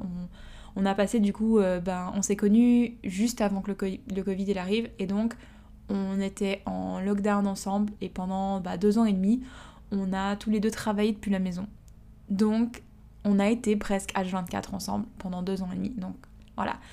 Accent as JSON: {"language": "French", "country": "Switzerland", "moved": "as an adult", "lives_now": "Australia", "said": "Je suis partie de la Suisse en janvier deux mille dix-neuf"}